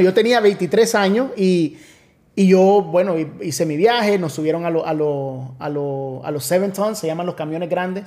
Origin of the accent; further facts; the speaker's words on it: Miami, Florida, United States; moved away as an adult; now in Orlando, United States; yo soy de Miami